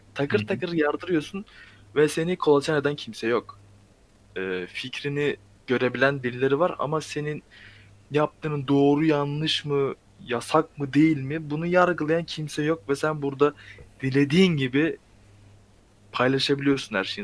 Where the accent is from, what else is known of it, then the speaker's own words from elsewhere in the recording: Ankara, Turkey; Ben Ankaralıyım zaten.